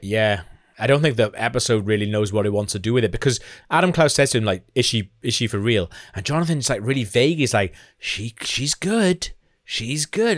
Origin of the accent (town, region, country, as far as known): Wales, United Kingdom